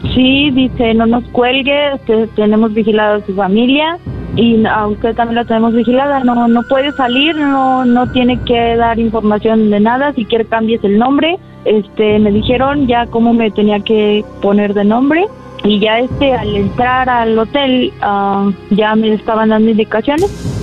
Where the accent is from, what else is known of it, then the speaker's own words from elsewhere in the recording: Aguascalientes, Mexico; soy de Aguascalientes